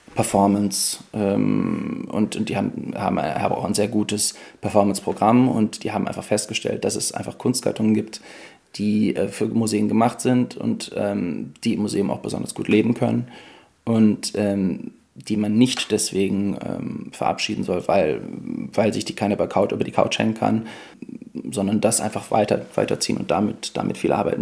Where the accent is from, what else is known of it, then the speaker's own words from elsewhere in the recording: near Cologne, North Rhine-Westphalia, Germany; ich komme ja aus der Nähe von Köln